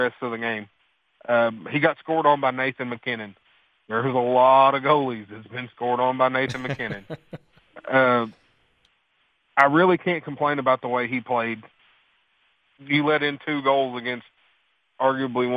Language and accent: English; Kentucky, United States; I'm from the backwoods of Kentucky